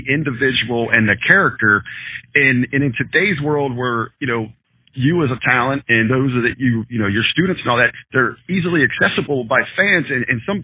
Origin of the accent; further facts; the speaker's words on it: Southern Ohio, United States; I grew up in Southern Ohio there.